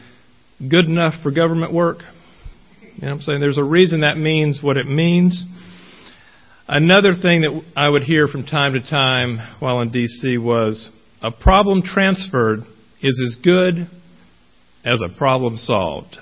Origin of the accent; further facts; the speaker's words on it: Queen City, Texas, United States; also born or lived in Washington, D.C.; now in Lavaca County, Texas, United States; I was raised near Texarkana, a small little town, even smaller than Shiner, called Queen City